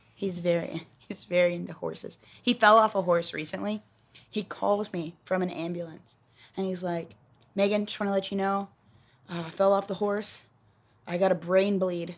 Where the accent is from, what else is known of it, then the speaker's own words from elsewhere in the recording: Texas, United States; I'm from Texas